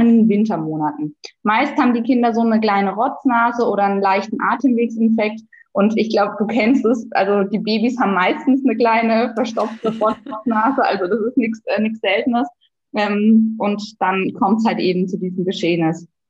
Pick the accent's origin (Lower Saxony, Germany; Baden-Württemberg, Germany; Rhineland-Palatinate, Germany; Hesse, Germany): Baden-Württemberg, Germany; southern; accent: southern Baden-Württemberg dialect; Ich bin Ärztin und aktuell tätig auf einer Kinderintensivstation im südlichen Baden-Württemberg. Das hört man vielleicht auch an meinem Dialekt ein bisschen